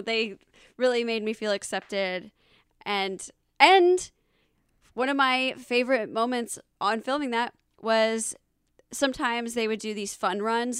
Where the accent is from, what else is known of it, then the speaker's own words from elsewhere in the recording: Alpharetta, Georgia, United States; also born or lived in Los Angeles / Atlanta, Georgia; I'm from Alpharetta, Georgia